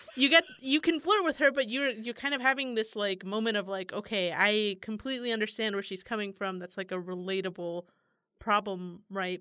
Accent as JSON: {"language": "English", "town": "San Francisco", "region": "California", "country": "United States", "said": "I'm from San Francisco"}